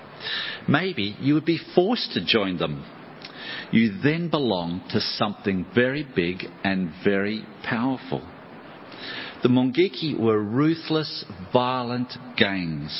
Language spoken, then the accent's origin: English; Australia; I'm from Australia